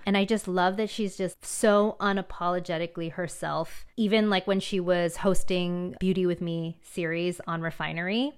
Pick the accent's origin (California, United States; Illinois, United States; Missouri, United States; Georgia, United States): California, United States; San Diego; I grew up in a predominantly Caucasian, um, city in San Diego